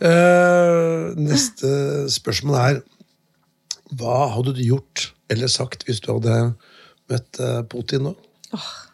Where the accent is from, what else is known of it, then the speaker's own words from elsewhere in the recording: Notodden, Telemark, Norway; moved away; jeg kommer fra Notodden, og det var jo ikke så mye klassisk eh, dannelse da jeg vokste opp